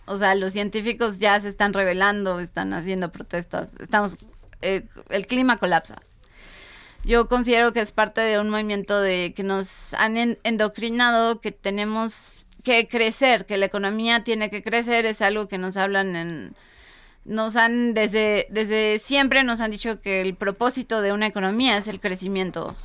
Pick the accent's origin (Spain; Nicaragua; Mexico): Mexico; como mexicanos